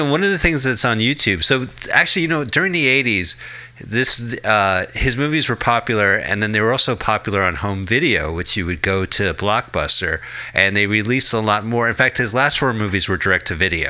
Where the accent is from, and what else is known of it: New Jersey, United States